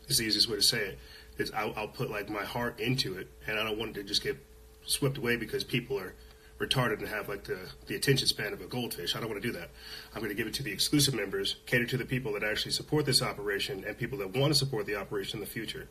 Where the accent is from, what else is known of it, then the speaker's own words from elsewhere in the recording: Los Alamos, New Mexico, United States; I'm from Los Alamos, New Mexico, where they do a lot of shady stuff.